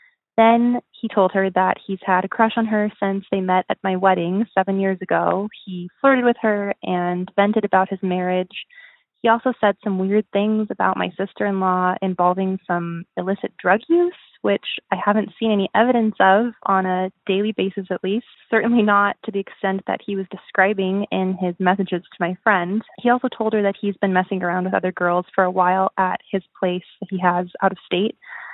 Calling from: Rocky Mountains, United States; I am calling from the Rocky Mountains.

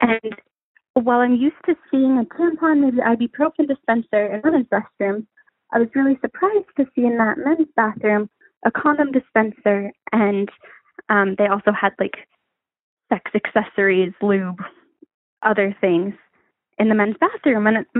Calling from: West Coast, United States; 22-year-old girl here calling from the West Coast

